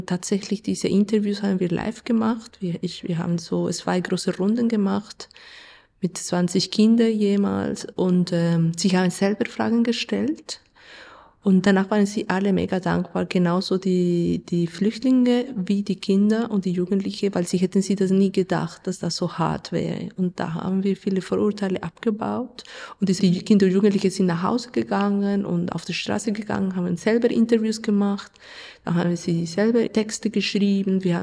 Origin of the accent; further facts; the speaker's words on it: Colombia; German is a second language; Also ich komme aus Kolumbien und Kolumbien ist ein Land mit Krieg. Wir haben einen Bürgerkrieg seit 70 Jahren. Und von dem her, das Thema Krieg ist für mich nicht neu. Ich bin so aufgewachsen in ein Land